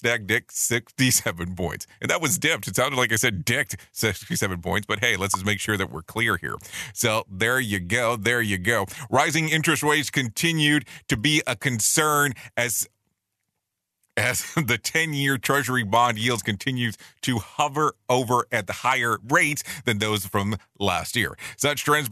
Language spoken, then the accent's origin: English; Ohio, United States; now in Orlando, United States; I was born in Ohio